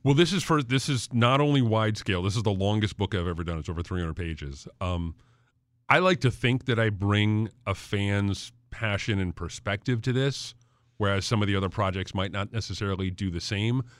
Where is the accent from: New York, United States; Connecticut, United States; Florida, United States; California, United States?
Connecticut, United States; Farmington; also born or lived in Suffield, Connecticut; I grew up in Farmington and Suffield